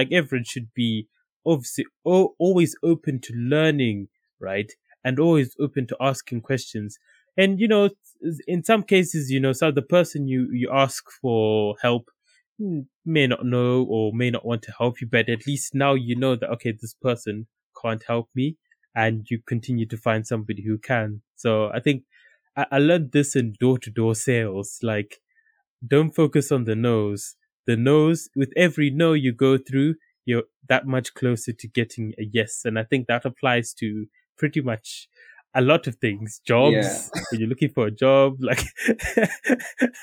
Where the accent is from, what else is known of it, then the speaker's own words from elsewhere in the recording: Zimbabwe; now in United Kingdom; growing up in Zimbabwe